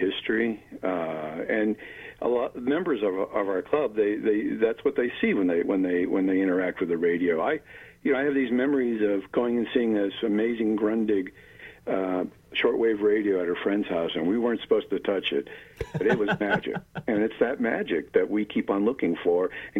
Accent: Mount Lebanon, Pennsylvania, United States; also born or lived in Lansing, Michigan; now in Pittsburgh, United States; I grew up in Mount Lebanon

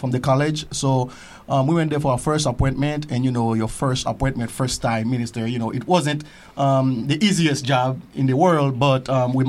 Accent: Haiti; moved away; I was born and raised as well in the Salvation Army. I am from Haiti, in a small town called Lazil, the best town in Haiti.

